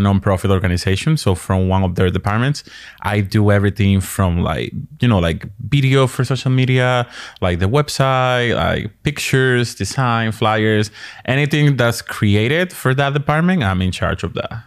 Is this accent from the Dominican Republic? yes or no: yes; Dominican Republic; also born or lived in New York, United States; now in Maryland, United States; originally from the Dominican Republic